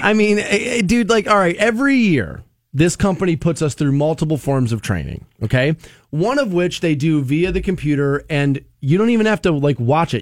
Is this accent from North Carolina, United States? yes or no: no; Aurora, Ohio, United States; I grew up in Aurora Shores and there was a pool walking distance from my house.